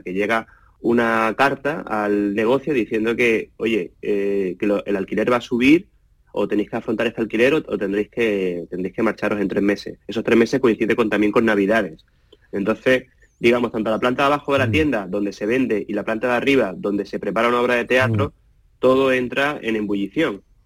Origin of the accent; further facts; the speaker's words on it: Málaga, Andalusia, Spain; yo soy de Málaga de toda la vida